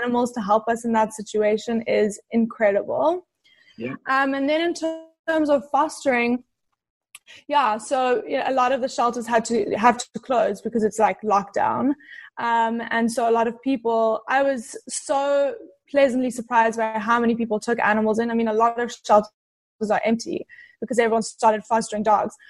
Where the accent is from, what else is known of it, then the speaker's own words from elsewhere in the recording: South Africa; moved away as an adult; now in California, United States; So I'm originally from South Africa moved to California probably like five years ago. But in South Africa, I grew up around a lot of animals